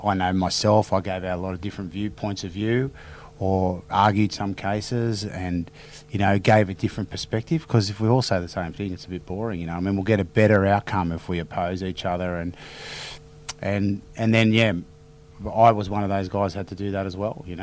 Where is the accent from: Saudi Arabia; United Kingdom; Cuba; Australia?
Australia; and enjoyed being Australian to follow the team